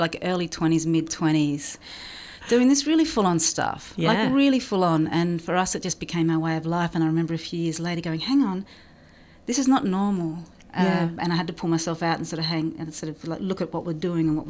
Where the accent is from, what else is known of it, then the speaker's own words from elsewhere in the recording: Blue Mountains, New South Wales, Australia; I grew up in the Blue Mountains